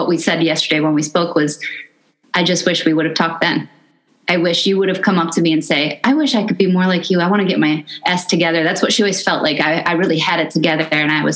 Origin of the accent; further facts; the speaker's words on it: Midwest, United States; I grew up in the Midwest